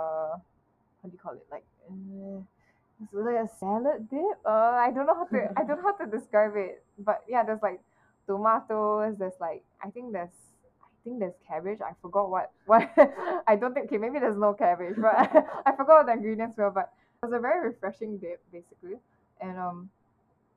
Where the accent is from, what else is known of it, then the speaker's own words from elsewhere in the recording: Singapore; as a Singaporean